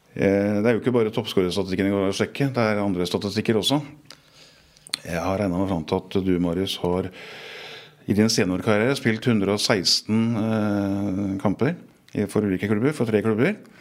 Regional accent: Moss, Østfold, Norway; jeg er mossing fra gammelt av

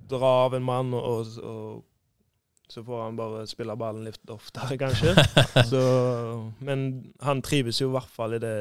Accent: Bodø, Nordland, Norway; jeg er fra Bodø.

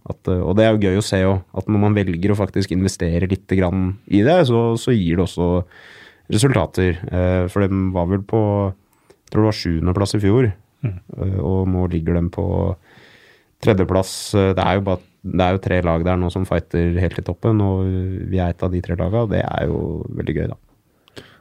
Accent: Oslo, Norway; Så jeg er jo født og oppvokst på Manglerud

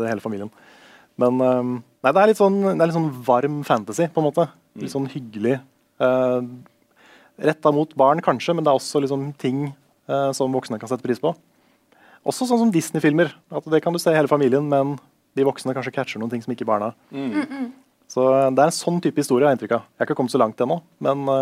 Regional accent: Tønsberg, Vestfold, Norway; moved away; mamma og pappa har flytta ut av barndomshjemmet. Så nå har jeg liksom ikke det huset i Tønsberg lenger.

